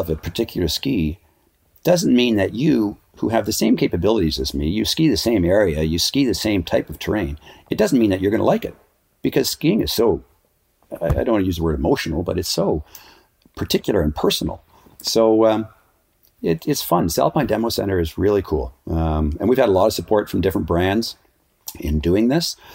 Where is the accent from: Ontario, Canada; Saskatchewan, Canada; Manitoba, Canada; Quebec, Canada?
Ontario, Canada; Ottawa; also born or lived in Switzerland; now in Whistler, Canada; I was growing up, I was a raft guide in the summertime, ski patrol in the winter, and then I sold suits for a men's clothing store in Ottawa